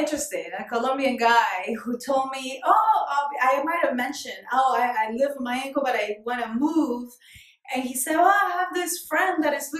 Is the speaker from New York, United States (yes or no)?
yes; New York, United States; I'm from New York. No, like, really, where are you from?